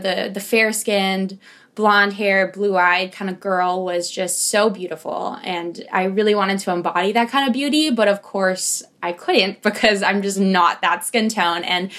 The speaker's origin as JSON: {"language": "English", "town": "Los Angeles", "region": "California", "country": "United States", "tie": "born or raised there", "also_born_or_lived": "Manila, Philippines", "said": "I'm from Los Angeles, but I was born in Manila. So I do like to identify as I was not born in this country. This is why I'm this color."}